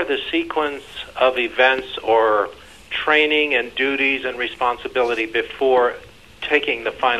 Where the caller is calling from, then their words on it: Hershey, Pennsylvania, United States; calling from Hershey, Pennsylvania.